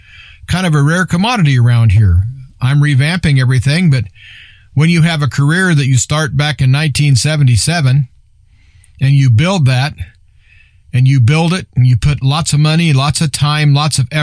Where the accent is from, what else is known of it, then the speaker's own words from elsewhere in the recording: Nebraska, United States; I'm from Nebraska.